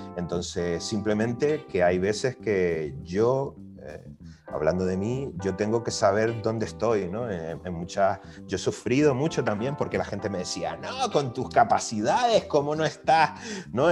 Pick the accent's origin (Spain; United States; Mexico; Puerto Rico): Spain; Canary Islands; also born or lived in Valencia; yo que vengo de Canarias